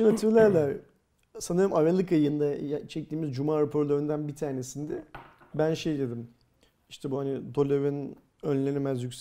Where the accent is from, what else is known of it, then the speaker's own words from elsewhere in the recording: Turkey; Biz Türkler olarak Bitcoin